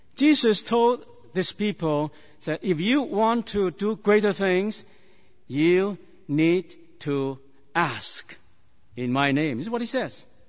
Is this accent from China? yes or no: yes; China; moved away; I was born in China many years ago